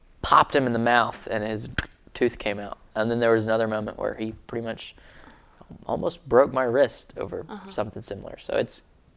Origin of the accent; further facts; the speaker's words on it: Alabama, United States; I'm from Alabama and culture moves much slower in Alabama.